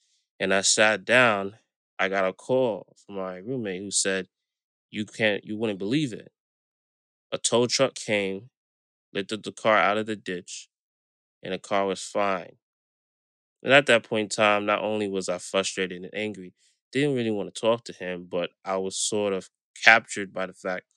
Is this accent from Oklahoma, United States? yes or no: no; New York City, New York, United States; I grew up in Brooklyn, New York, born and raised